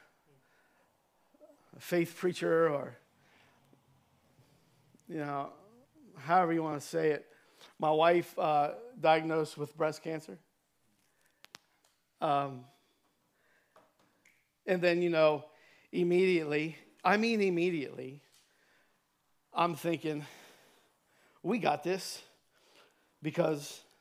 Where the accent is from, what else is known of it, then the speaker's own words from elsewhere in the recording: Cambridge, Ohio, United States; moved away; my hometown in Cambridge, Ohio